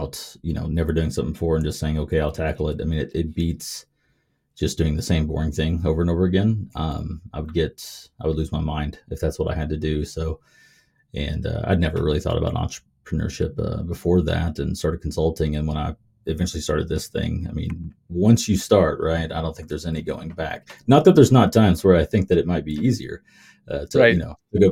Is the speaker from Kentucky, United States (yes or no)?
yes; Kentucky, United States; moved away; I grew up in Kentucky